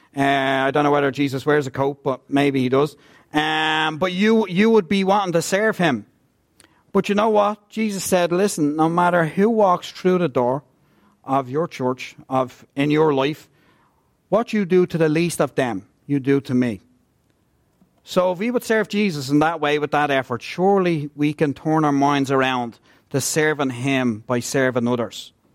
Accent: Ireland; also born or lived in Scotland

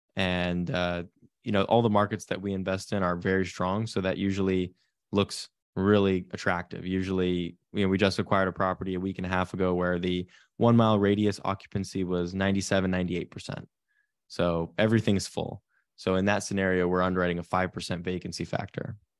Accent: Silicon Valley, California, United States; I grew up in Silicon Valley, California, in a real estate family.

